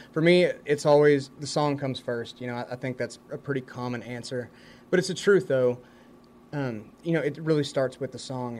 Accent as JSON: {"language": "English", "town": "Lubbock", "region": "Texas", "country": "United States", "tie": "born or raised there", "moved": "as an adult", "lives_now": "Nashville, United States", "said": "So I'm really, really proud to be from Lubbock and to have grown up and spent most of my life in Lubbock. Yeah, Lubbock, Texas is great."}